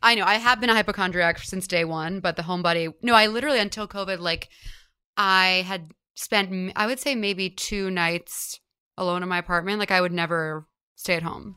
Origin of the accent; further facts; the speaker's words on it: Houston, Texas, United States; moved away as an adult; now in New York, United States; I grew up in Houston, and then, yeah, I've lived here since college